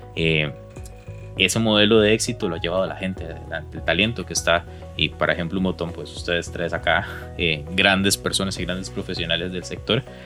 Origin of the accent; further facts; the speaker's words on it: Costa Rica; yo como costarricense no conocía